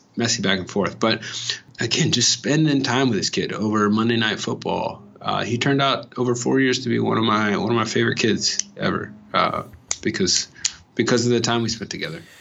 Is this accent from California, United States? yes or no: yes; California, United States; moved away; I'm coming from California